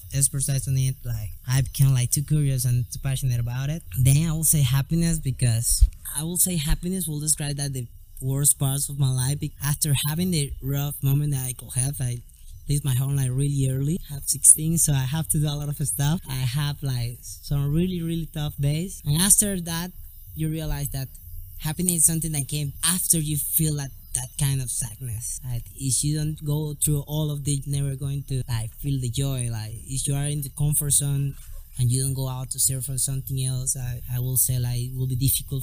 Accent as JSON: {"language": "English", "town": "Santa Marta", "region": "Magdalena", "country": "Colombia", "second_language": "English", "said": "I'm from Santa Marta, Colombia"}